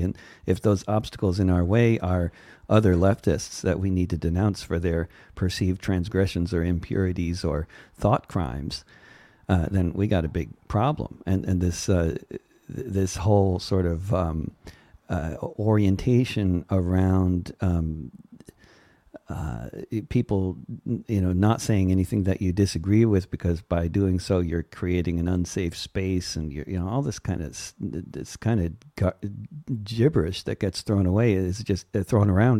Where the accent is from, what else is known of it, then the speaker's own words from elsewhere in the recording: suburbs of New York, United States; moved away; also born or lived in Germany; I grew up in a post-anti-Semitic society called the suburbs of New York